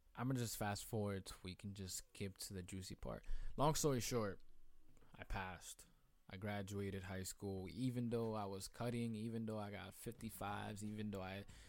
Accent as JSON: {"language": "English", "town": "New York City", "region": "New York", "country": "United States", "said": "I'm from Queens"}